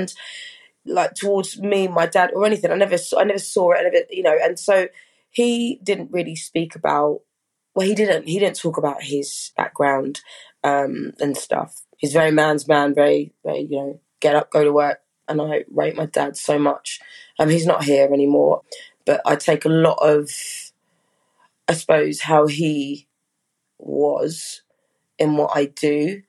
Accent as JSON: {"language": "English", "town": "Brockham", "region": "South East England", "country": "United Kingdom", "tie": "born or raised there", "also_born_or_lived": "Hampshire", "said": "So yeah, from young I lived in Surrey in a place called Brockham or Dorking."}